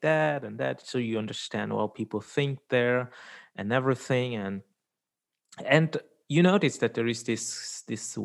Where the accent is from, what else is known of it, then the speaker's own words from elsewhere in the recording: Switzerland; also born or lived in India; I was born in India, but I've been lucky enough to grow up here in Switzerland, middle of Europe